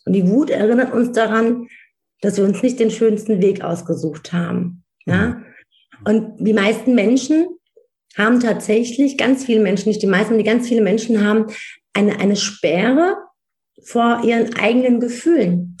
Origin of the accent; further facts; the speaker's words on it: Wiesbaden, Hesse, Germany; Ich bin in Wiesbaden geboren, aufgewachsen, ich bin hier zur Schule, ich habe hier äh, in Mainz studiert